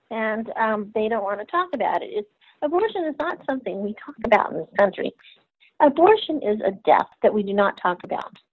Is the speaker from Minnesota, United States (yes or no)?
no; Texas, United States; also born or lived in Germany / Middle East / Central America; now in Louisiana, United States; I'm I'm a Texan at heart. Um, I live in Louisiana right now because of my job.